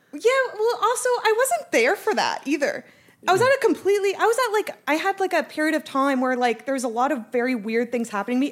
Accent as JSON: {"language": "English", "town": "Calgary", "region": "Alberta", "country": "Canada", "said": "I'm from Calgary"}